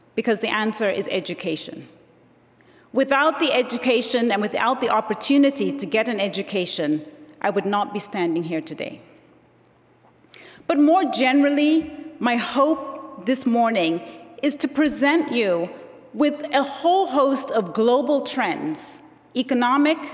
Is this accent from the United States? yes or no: no; Zambia; moved away; I was born and raised in Zambia, Southern Africa, one of the poorest countries in the world.